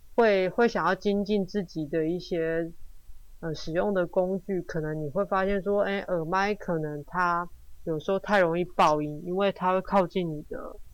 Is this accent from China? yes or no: no; Taiwan; 我们台湾人的文化跟当地人的一些冲击